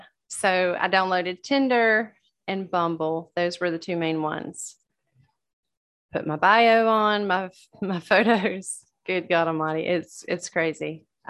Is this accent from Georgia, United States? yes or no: yes; Georgia, United States; I'm from Georgia.